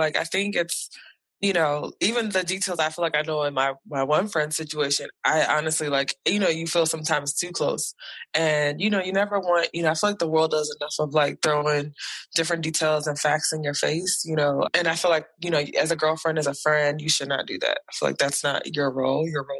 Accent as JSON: {"language": "English", "country": "United States", "said": "people know I'm from America and they don't like my president."}